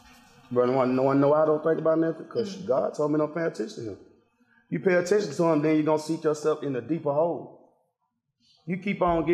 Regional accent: Decatur, Georgia, United States; and I'm from one of the roughest parts of Decatur, Glenwood. Like, straight off Columbia Drive, Glenwood, County Road

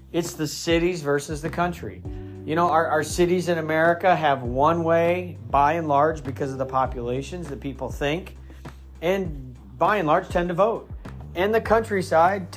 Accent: Midwest, United States; also born or lived in Northeast US; now in Northeast, United States; I'm from the Midwest, but I live in the Northeast.

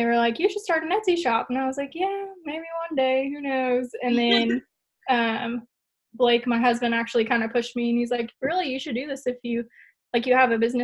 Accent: Oldham County, near Louisville, Kentucky, United States; moved away as an adult; also born or lived in Lexington, Kentucky; I'm originally from Oldham County, but then that's like right outside of Louisville

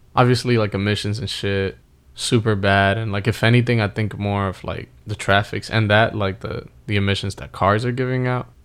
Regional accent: New York City, New York, United States; moved away; also born or lived in New Jersey; I grew up in the Bronx around the same area as you

